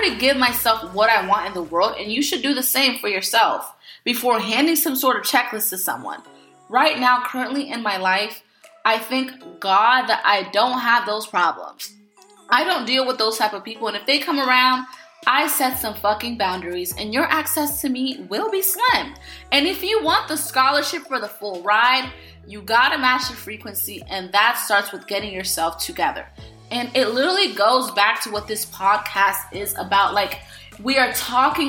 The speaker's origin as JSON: {"language": "English", "region": "Florida", "country": "United States", "tie": "born or raised there", "moved": "yes", "said": "I took a trip to my hometown, Florida, to see my girls"}